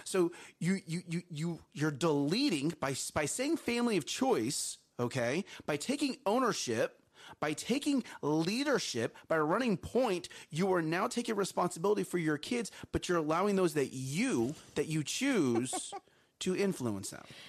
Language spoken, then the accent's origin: English; Texas, United States; We are from Texas. We do live in Texas.